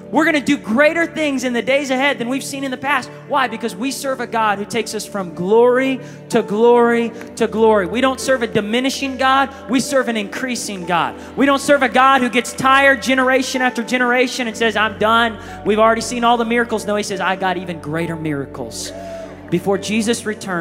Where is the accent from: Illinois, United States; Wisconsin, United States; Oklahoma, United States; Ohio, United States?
Oklahoma, United States; Tulsa; I'm from Tulsa, Oklahoma